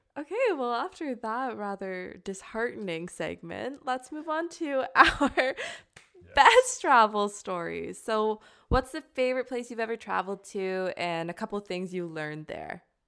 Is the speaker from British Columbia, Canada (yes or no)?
no; Ontario, Canada; moved away as an adult; now in Cork, Ireland; I'm from Ontario